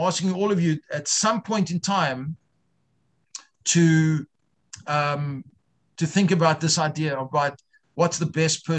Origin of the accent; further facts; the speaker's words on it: South Africa; moved away; I grew up Reform in South Africa